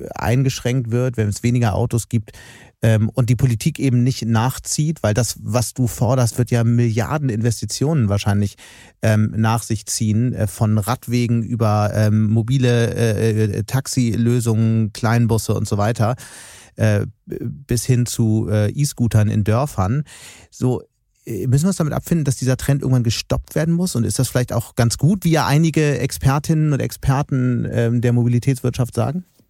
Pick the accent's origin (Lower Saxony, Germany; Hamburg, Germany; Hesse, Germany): Hamburg, Germany; now in Düsseldorf, Germany; Ich bin ja selbst aus Hamburg